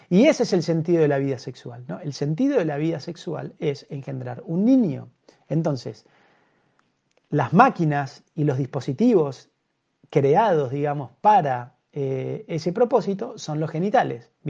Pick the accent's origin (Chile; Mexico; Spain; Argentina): Argentina; born there; porque nacimos en Argentina, nacimos en Occidente